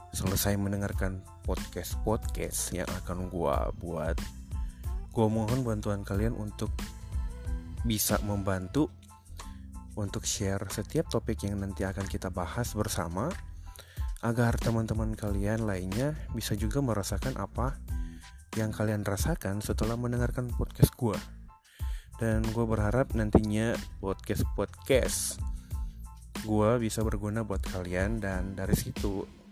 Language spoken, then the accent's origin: Indonesian; Manado, North Sulawesi, Indonesia; gua orang Manado